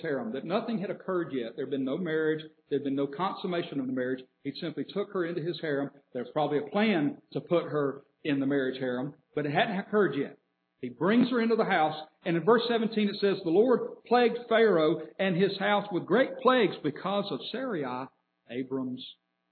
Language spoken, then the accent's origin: English; Atlanta, Georgia, United States; now in Birmingham, United States; we grew up in Atlanta